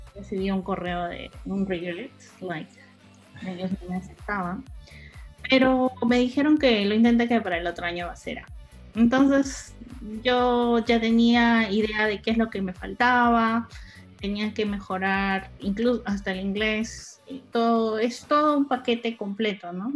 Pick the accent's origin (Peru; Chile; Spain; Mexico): Peru; moved away; yo era la única peruana en ese entonces, mujer